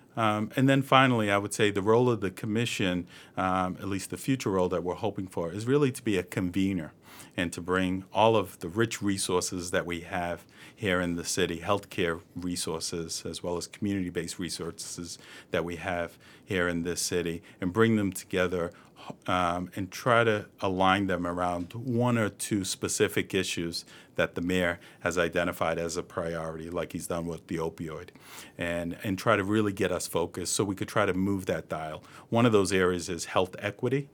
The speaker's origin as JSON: {"language": "English", "town": "Boston", "region": "Massachusetts", "country": "United States", "tie": "born or raised there", "said": "I was born and raised in East Boston"}